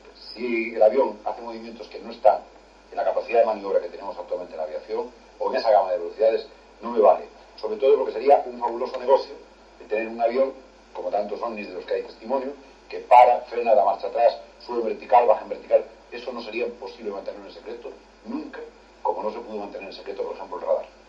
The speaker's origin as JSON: {"language": "Spanish", "region": "Galicia", "country": "Spain", "said": "yo soy gallego, por lo tanto, toda la ruta hacia mi casa, los gallegos somos los únicos"}